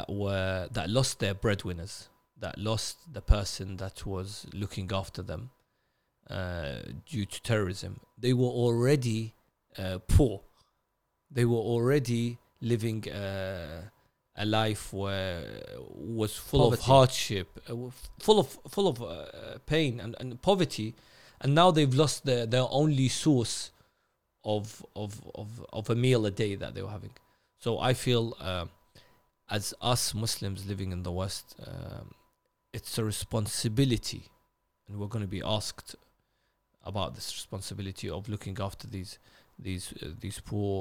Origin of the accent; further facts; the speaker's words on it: Najaf, Najaf Governorate, Iraq; of course I'm from Najaf, so I'll go back home.